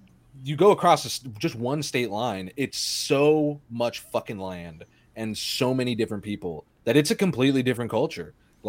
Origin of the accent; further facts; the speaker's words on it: Southern California, United States; I'm from Southern California.